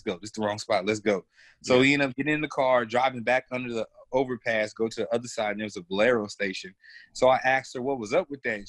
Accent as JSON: {"language": "English", "region": "the South", "country": "United States", "tie": "born or raised there", "said": "growing up in the South"}